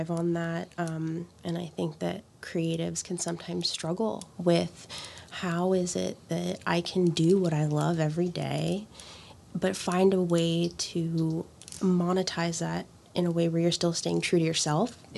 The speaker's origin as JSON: {"language": "English", "town": "Miami", "region": "Florida", "country": "United States", "said": "I'm from Miami originally."}